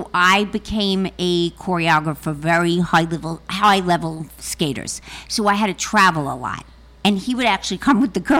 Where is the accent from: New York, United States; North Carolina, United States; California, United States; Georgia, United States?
New York, United States; Long Island; accent: Fran Drescher-like; moved away as an adult; also born or lived in Manhattan; now in New York City, United States; I brought them up on Long Island, but then we moved